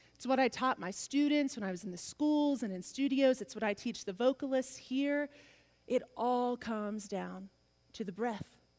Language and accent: English; the South, United States; I'm from the South